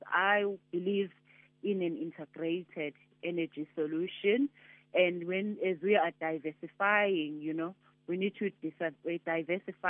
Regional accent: KwaZulu-Natal, South Africa; I'm originally from Kwanongoma in Kwazulu-Natal, and Kwanongoma is known as one of the deepest, you know, rural areas.

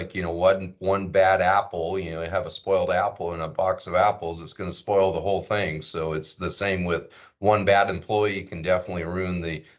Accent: Washington, United States; moved away; I grew up in Washington State

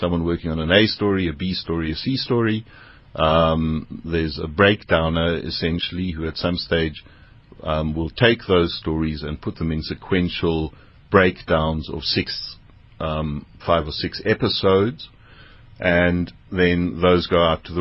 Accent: Eastern Cape, South Africa; I grew up in the Eastern Cape

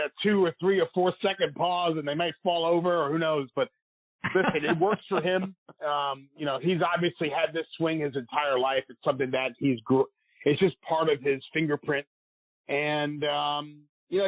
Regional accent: New York, United States; Me being the New Yorker

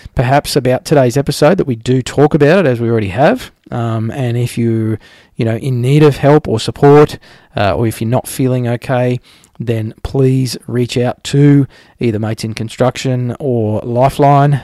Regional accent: Australia; I'm an Australian

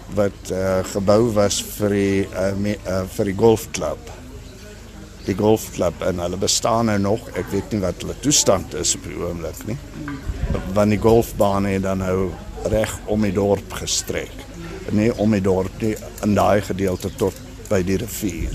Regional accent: Prieska, Northern Cape, South Africa; moved away; ek is van Prieska, ja, daar gebore en daar groot geword en skool gegaan en alles.

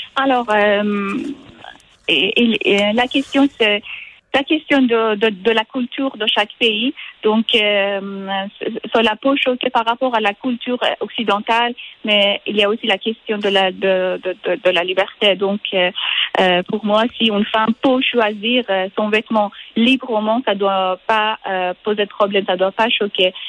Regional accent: Iran; French is a second language; moved away as an adult; also born or lived in Switzerland / France; je suis partie de l'Iran il y a environ dix ans. je suis venue en Suisse pour faire un master en littérature anglaise.

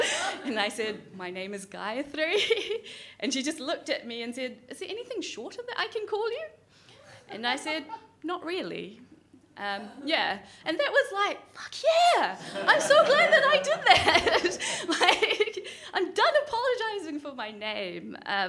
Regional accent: New Zealand; oh, well, I can't tell people that I'm from New Zealand because no one would believe me, which is really annoying. And I didn't want to say that I was Indian because with that comes a lot of expectation.

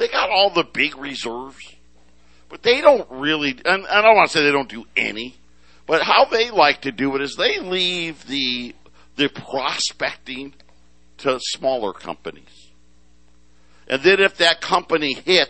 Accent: Syracuse, New York, United States; I grew up in Syracuse

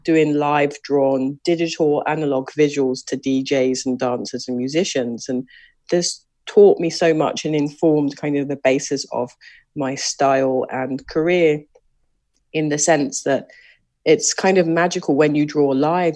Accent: London, United Kingdom; born or raised there; moved away

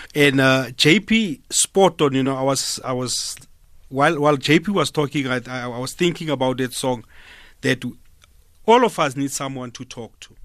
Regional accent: Smithfield, Free State, South Africa; I'm from a rural area, ne? I'm from Smithfield

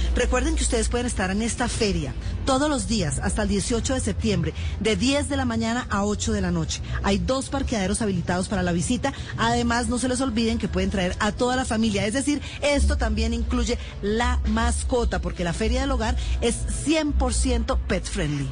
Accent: Colombia; como buen colombiano

